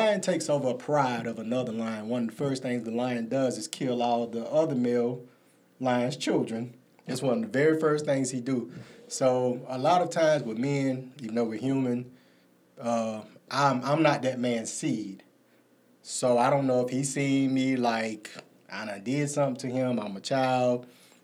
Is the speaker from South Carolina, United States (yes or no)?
yes; Greer, South Carolina, United States; also born or lived in Taylors, South Carolina; I am from Greer, South Carolina, Moore Taylors. My family grew up around the Hawkins Hill area in Taylors. But being in Greer, between Greer and Taylors, all of my life